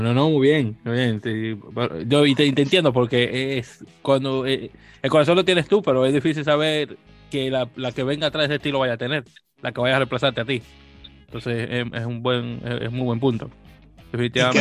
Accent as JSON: {"language": "Spanish", "town": "Santo Domingo", "region": "Distrito Nacional", "country": "Dominican Republic", "said": "En República Dominicana, de donde yo soy, que no sé si no, te lo llega a mencionar, que soy de Santo Domingo de Guzmán"}